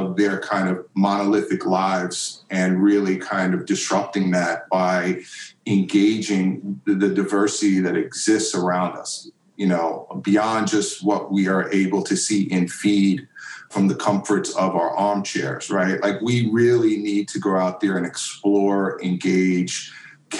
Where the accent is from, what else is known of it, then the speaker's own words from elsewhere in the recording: New York City, New York, United States; I grew up in Queens, which is the like most diverse county in America.